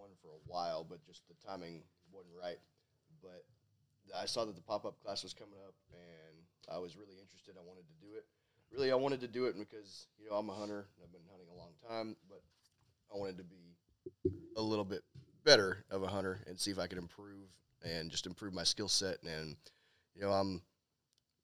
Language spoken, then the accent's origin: English; Dallas, Texas, United States; I'm from Dallas, Texas